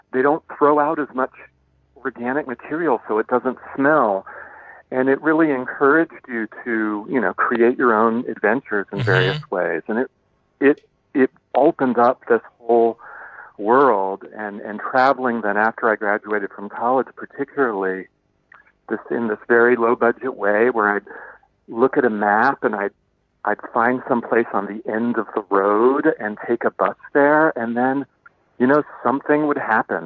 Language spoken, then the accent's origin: English; Tucson, Arizona, United States; I grew up in Tucson, Arizona, which is only 90 miles from the Mexican border